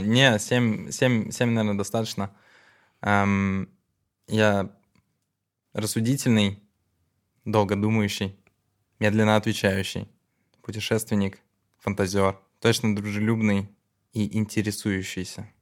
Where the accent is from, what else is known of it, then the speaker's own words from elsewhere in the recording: Narva, Ida-Viru County, Estonia; я родился в Нарве